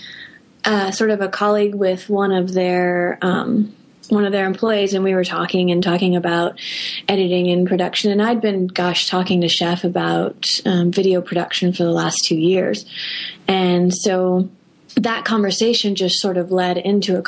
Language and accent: English; United States; being an American